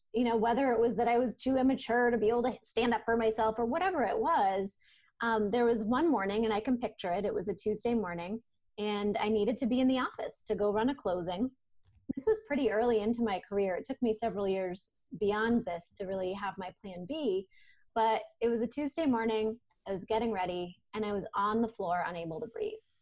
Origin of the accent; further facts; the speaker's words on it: Maine, United States; also born or lived in Portland, Maine; I'm from Maine originally